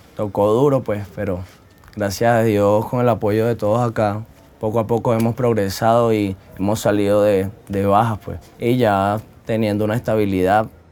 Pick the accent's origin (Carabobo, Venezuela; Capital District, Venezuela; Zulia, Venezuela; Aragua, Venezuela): Carabobo, Venezuela; Valencia; now in Medellín, Colombia; Soy de Venezuela, estado Carabobo, eh, municipio Valencia.